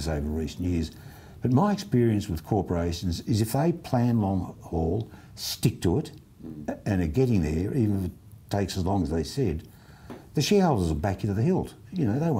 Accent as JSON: {"language": "English", "country": "Australia"}